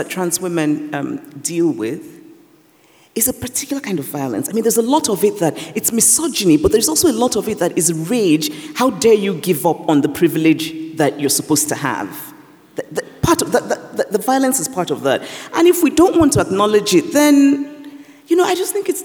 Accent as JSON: {"language": "English", "country": "Nigeria", "tie": "born or raised there", "said": "growing up in Nigeria"}